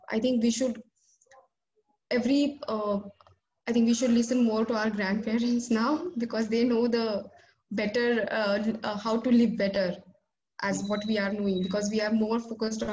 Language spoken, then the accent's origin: English; India; as an Indian consumer